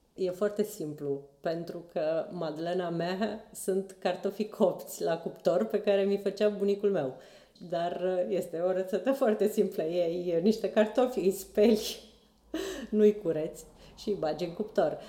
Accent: Bacău, Bacău County, Romania; moved away as an adult; also born or lived in Bucharest; mai mergeam la Bacău, eu sunt din Bacău, și acolo ciorbele sunt, toate sunt borșuri, toate se făceau la mine acasă

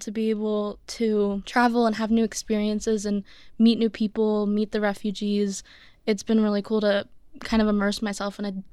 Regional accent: Pennsylvania, United States; So, I'm from Pennsylvania.

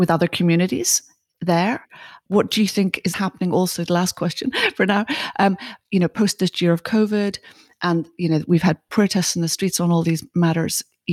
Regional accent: Ireland; now in London, United Kingdom; I grew up in Ireland

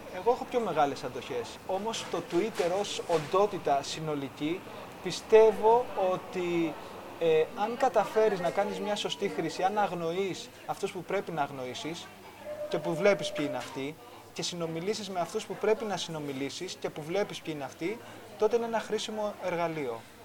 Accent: Greece; ως Έλληνες

